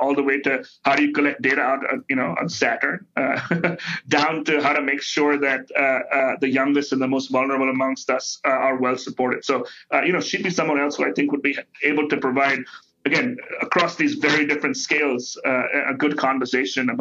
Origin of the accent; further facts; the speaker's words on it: India; now in United States; I grew up in India.